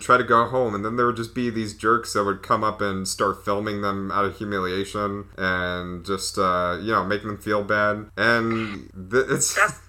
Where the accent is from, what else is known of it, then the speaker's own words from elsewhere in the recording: Texas, United States; too. I'm from Texas.